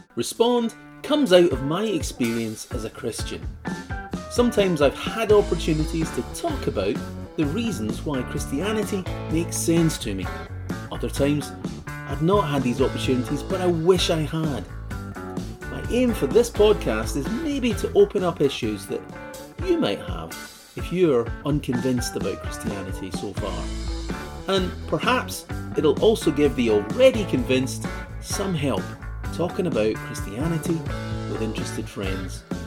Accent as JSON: {"language": "English", "region": "Scotland", "country": "United Kingdom", "said": "I'm Scottish and I attended school during that time period"}